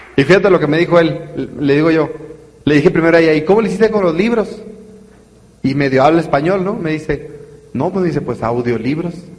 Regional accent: northern Mexico, Mexico; Se nota que soy norteño bien silvestre

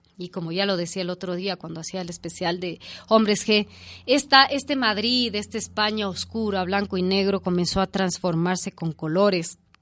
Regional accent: Ecuador; nuestra infancia como ecuatorianos

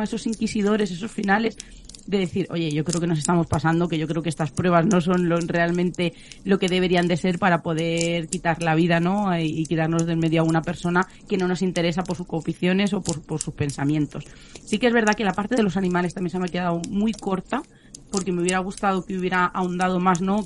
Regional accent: Extremadura, Spain; yo soy de Extremadura

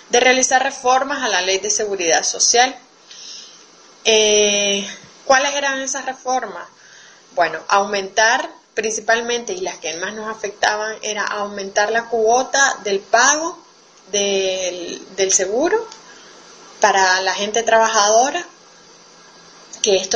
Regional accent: Nicaragua; Un saludo desde Nicaragua a las compañeras de Radio Humedales y de todo el Coño Sur. … soy nicaragüense, feminista y tortillera.

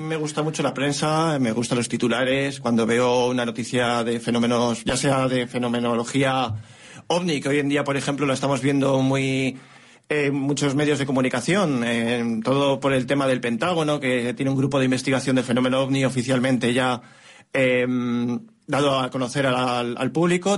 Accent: Morales de Toro, Castile and León, Spain; yo cuando iba de la mano de mi abuela de pequeño, en Morales de Toro

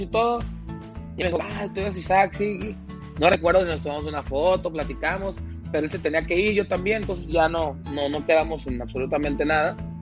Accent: Mazatlán, Sinaloa, Mexico; soy de Mazatlán, he visto lo que la adictiva ha hecho durante todos estos años

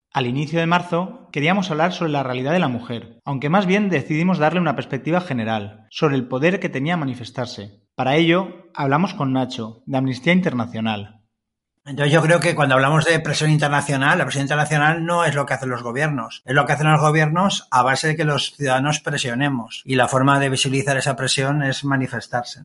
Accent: Valencian Community, Spain; somos, ante todo, valencianas

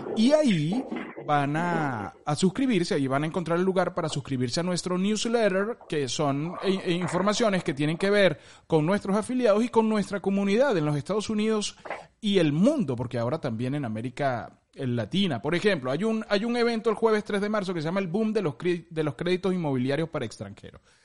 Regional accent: Venezuela; nosotros que somos venezolanos

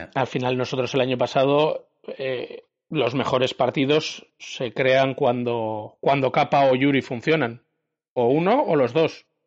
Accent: Bilbao, Basque Country, Spain; yo soy santuchero y santucho a muerte

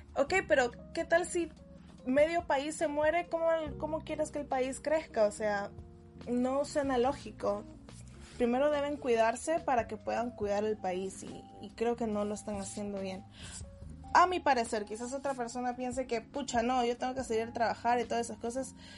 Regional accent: Peru; moved away; soy peruana

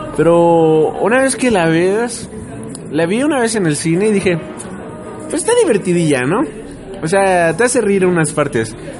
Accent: Mexico; como mexicano

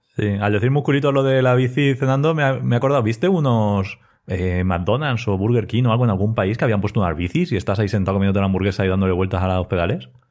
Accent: Spain; trabajo en IBI, aunque yo soy de ELLA

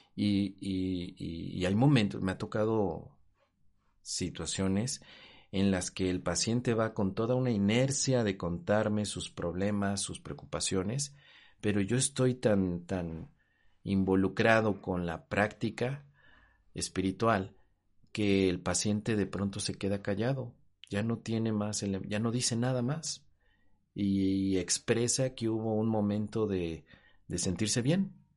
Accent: Mexico; en mi país, en México

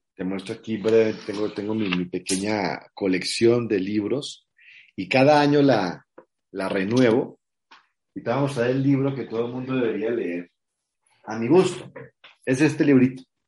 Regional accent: Mexico; ella está aquí en mi país hace cinco años, que se vino a vivir conmigo

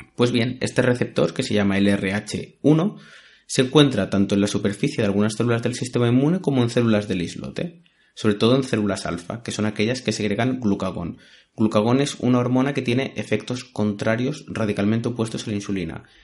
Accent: Spain; los que como yo somos españoles

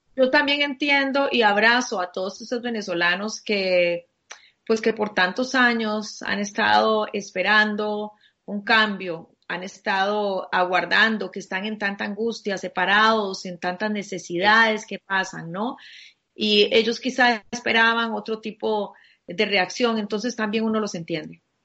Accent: Costa Rica; como compatriota mío, como costarricense

